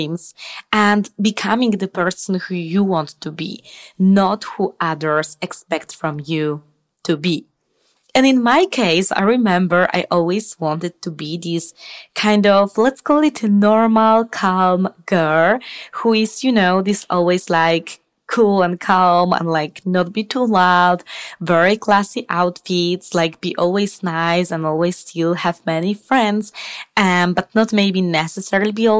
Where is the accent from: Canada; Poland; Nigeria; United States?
Poland; moved away as an adult; now in Spain; I'm originally from Poland